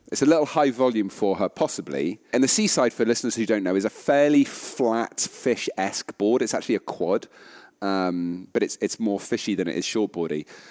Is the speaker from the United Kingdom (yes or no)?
yes; United Kingdom; as British people